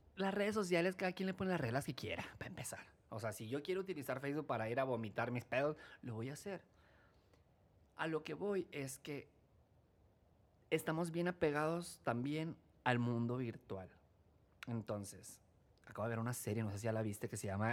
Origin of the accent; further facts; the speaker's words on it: Chihuahua, Mexico; soy del norte, pero no te decía, soy norteño